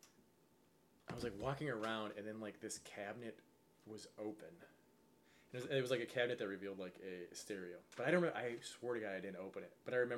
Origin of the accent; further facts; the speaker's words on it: Wisconsin, United States; now in Los Angeles, United States; growing up in Wisconsin